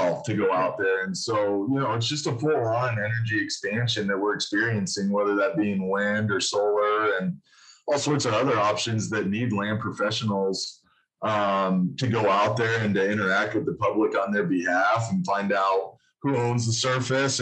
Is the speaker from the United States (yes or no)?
yes; Casper, Wyoming, United States; also born or lived in Denver, Colorado; I'm born and raised in Wyoming. I've basically been between Casper and Denver my whole life